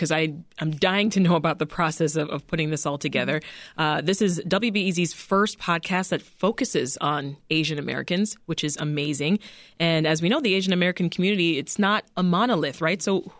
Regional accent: Canada; I mean, as a Canadian, it makes me think of what I grew up with, right?

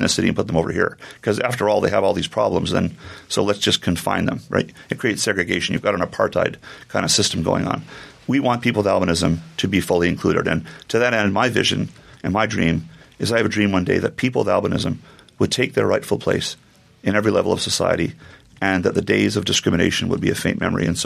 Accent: Canada; I'm born and raised in Canada

